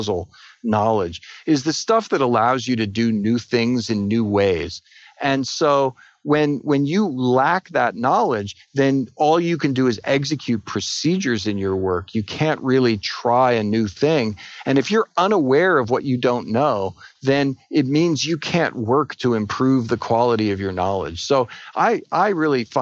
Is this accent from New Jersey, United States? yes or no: yes; Edison, New Jersey, United States; now in Austin, United States; I grew up in Edison, New Jersey.